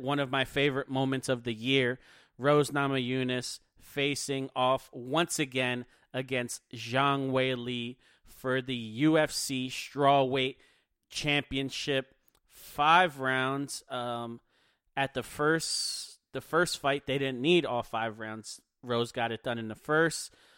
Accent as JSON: {"language": "English", "town": "Philadelphia", "region": "Pennsylvania", "country": "United States", "said": "I'm from Philadelphia"}